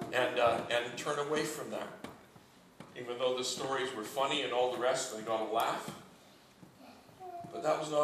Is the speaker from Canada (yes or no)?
yes; Canada; moved away as an adult; now in United Kingdom; I'm a Canadian